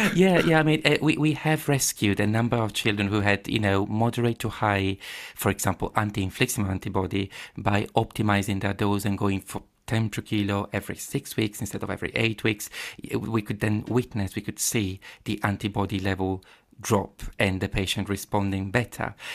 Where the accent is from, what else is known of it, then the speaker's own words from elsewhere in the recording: Padua, Veneto, Italy; English is a second language; moved away as an adult; also born or lived in Cambridge, United Kingdom; now in London, United Kingdom; I was born in Padova, um, yeah, I grew up there, uh, definitely from there